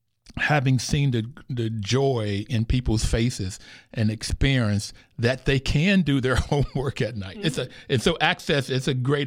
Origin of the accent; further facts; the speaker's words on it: Bluefield, West Virginia, United States; I grew up in Bluefield, West Virginia.